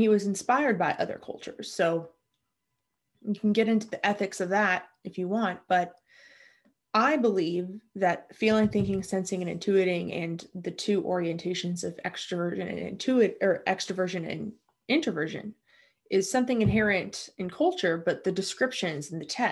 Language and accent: English; United States; I'm American